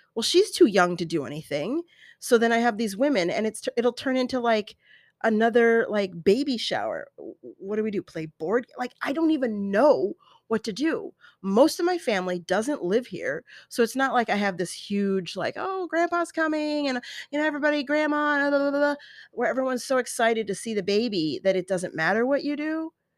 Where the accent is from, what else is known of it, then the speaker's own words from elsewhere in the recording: Colorado, United States; now in desert valley, United States; growing up in Colorado